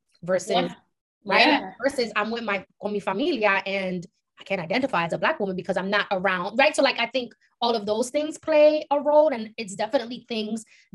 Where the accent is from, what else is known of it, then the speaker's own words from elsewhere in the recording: New York City, New York, United States; we grew up in East Harlem, which is literally predominantly Latino